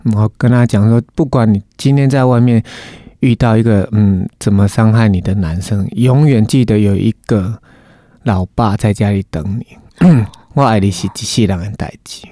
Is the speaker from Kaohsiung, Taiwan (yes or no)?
no; Changhua County, Taiwan; first language Taiwanese Hokkien; Chinese is a second language; also born or lived in Taipei; 在彰化会，跟那一些弟兄们，我们就讲台语